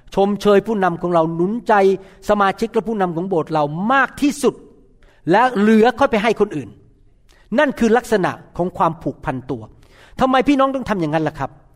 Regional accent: Thailand; moved away as an adult; also born or lived in Chanthaburi, Thailand; now in United States; ผมเนี่ยลูกคนจีน แต่เกิดโตในประเทศไทย

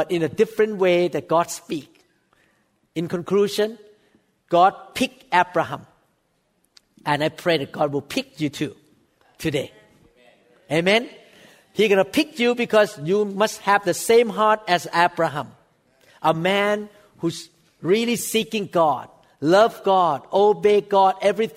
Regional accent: Thailand; English is a second language; moved away as an adult; now in United States; a former Thai person like me. I was born in Thailand.

